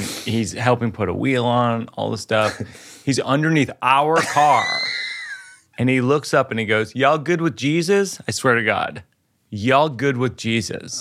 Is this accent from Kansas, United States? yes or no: no; Shrewsbury, Massachusetts, United States; moved away; that's where Joe and I grew up sort of outside Boston, probably an hour away, in Shrewsbury